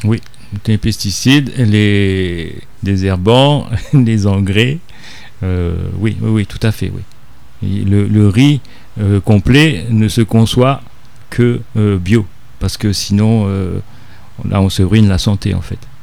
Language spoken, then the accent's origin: French; Réunion; en tant que réunionnais